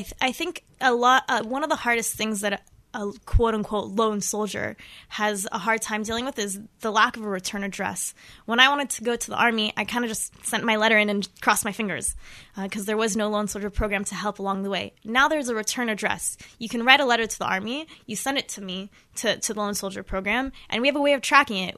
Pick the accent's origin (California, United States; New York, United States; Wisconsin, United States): California, United States; Los Angeles; moved away as an adult; now in Israel; I'm originally from Los Angeles, California.